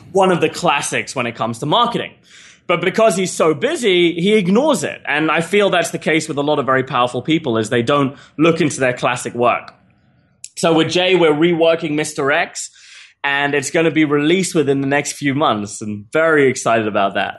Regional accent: England, United Kingdom; moved away; also born or lived in Australia; I'm an English citizen

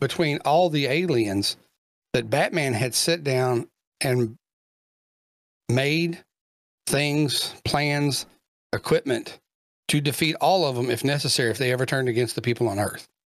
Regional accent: Kentucky, United States; he's from my home state

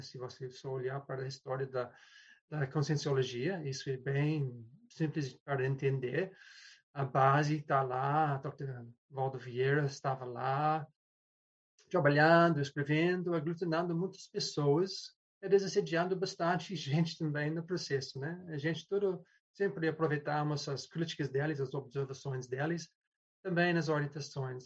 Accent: New Zealand; Portuguese is a second language; moved away; also born or lived in London; E eu sou da Nova Zelândia inicialmente, mas eu estava morando em Londres

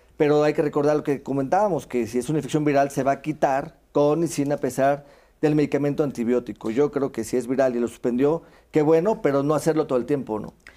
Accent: Veracruz, Mexico; moved away; yo soy veracruzano

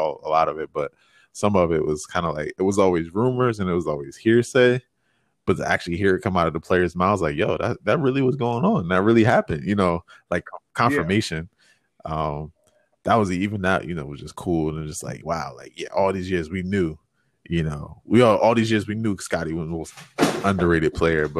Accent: United States; growing up in Jersey, New York

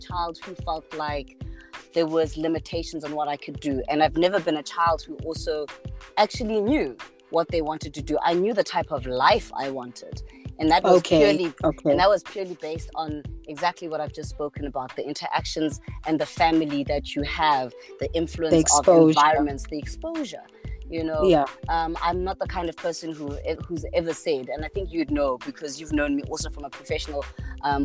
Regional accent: Cape Town, Western Cape, South Africa; I grew up, I mean, I was born in Cape Town in 1983

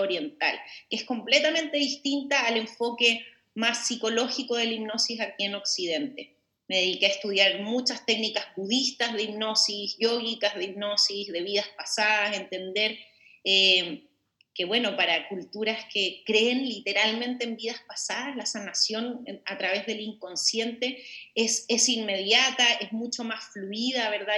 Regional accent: Chile; moved away as an adult; now in Mexico; yo como bien dijiste soy una chilena, pero soy del mundo, de hecho vivo en México hace 10 años

